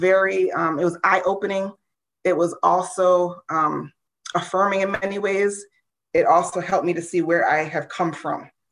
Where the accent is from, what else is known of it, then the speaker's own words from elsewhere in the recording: United States; growing up in the United States, you know, as an, as an African-American woman